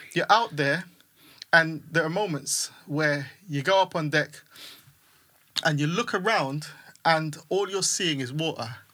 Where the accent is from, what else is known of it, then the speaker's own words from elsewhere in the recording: St. Vincent & Grenadines; also born or lived in Hackney, London, United Kingdom; now in United Kingdom; I grew up in the Caribbean. My, my younger years were in the Caribbean